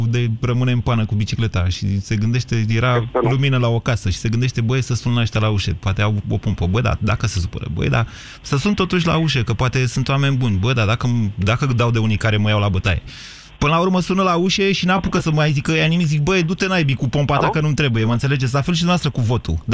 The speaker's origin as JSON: {"language": "Romanian", "town": "Cluj-Napoca", "region": "Cluj County", "country": "Romania", "accent": "Transylvanian", "said": "sunt de... ardelean. De unde sunteți? Cluj."}